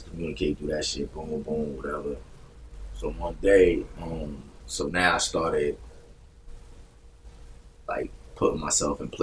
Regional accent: Grand Street Projects, New Jersey, United States; I grew up in two buildings. My projects only had two buildings. I grew up in Grand Street Project

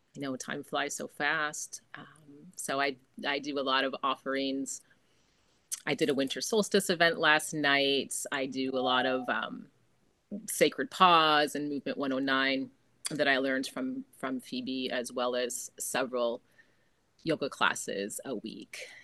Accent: Jamestown, New York, United States; moved away as an adult; also born or lived in Hudson Valley, New York / Beacon, New York / Fishkill, New York; now in Jupiter, United States; I am from New York originally, born and raised in Jamestown, which is just southwest of Buffalo

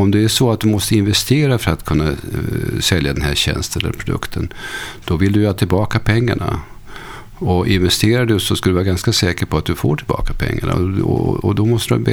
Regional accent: Motala, Östergötland, Sweden

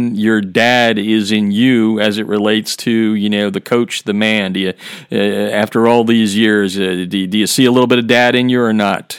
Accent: Pennsylvania, United States; also born or lived in California; I'm the Pennsylvania guy that, you know, went out to California

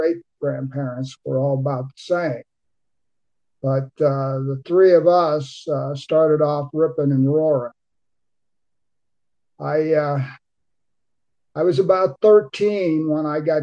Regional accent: Cincinnati, Ohio, United States; also born or lived in Boston, Massachusetts; When I was in the third grade, my father moved us to Cincinnati

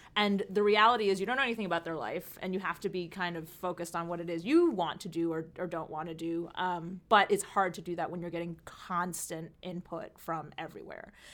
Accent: the New York area, United States; also born or lived in California; I grew up out here in New, uh, the New York area

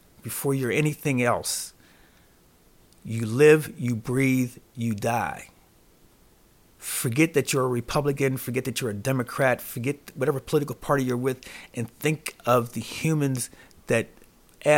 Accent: Pittsburgh, Pennsylvania, United States; now in Las Vegas, United States; my hometown, Pittsburgh, Pennsylvania.

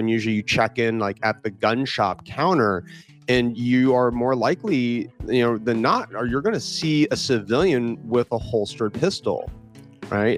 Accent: California, United States; I was born in California

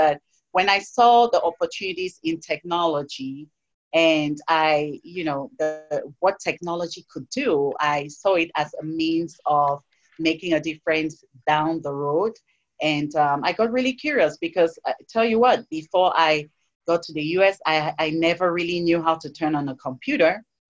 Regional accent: Cameroon; moved away as an adult; also born or lived in United States; I come from Cameroon where, you know, our two main languages are English and French.

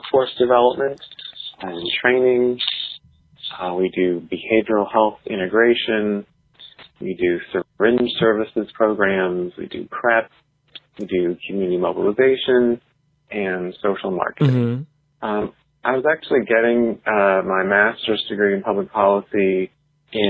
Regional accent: Canada; now in United States; I was born and raised in Canada, to American parents, so I have both citizenships.

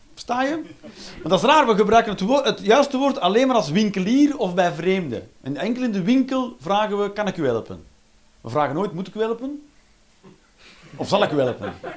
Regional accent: Flanders, Belgium; wij als Vlaming

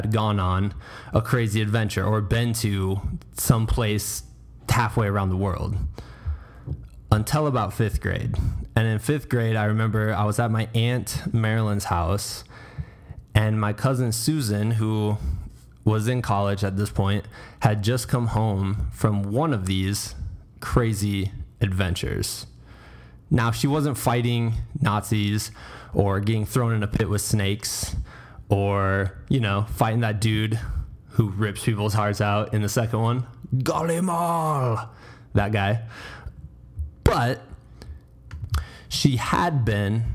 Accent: Iowa, United States; As a small, young, only child growing up in Iowa, middle America

